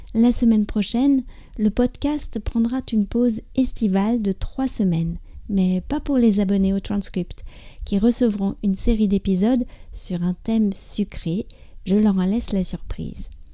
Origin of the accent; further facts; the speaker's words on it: France; je suis française, j'habite près